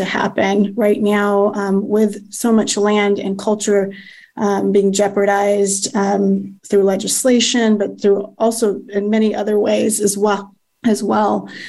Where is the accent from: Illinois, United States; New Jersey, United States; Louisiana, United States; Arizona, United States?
Arizona, United States; also born or lived in Tucson / Phoenix; Apache and then Pascua-Yaqui tribe, both here in Arizona. I didn't really, you know, growing up in Arizona